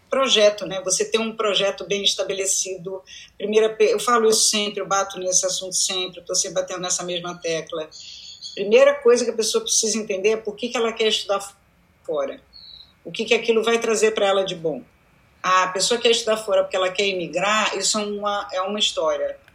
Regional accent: United States; eu era a única pessoa que tinha um sotaque, uhum. é, eu era a única pessoa que. É, que tinham outras histórias para contar além de ter crescido nos Estados Unidos.

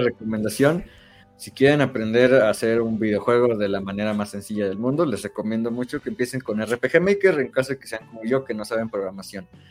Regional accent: Mexico; soy mexicano

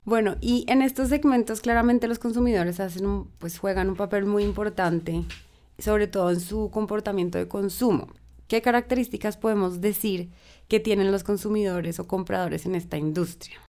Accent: Colombia; nosotros como colombianos

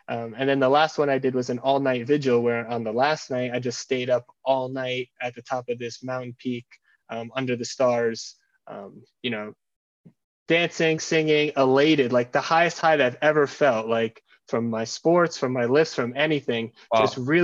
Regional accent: United States; I grew up in the American culture. I have a really like ascension focused mindset of like, I want to make the most of every day.

